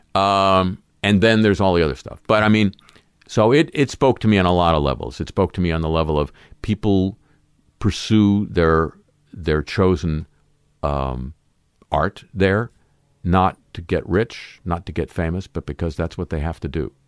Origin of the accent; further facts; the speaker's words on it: Southern California, United States; growing up in Southern California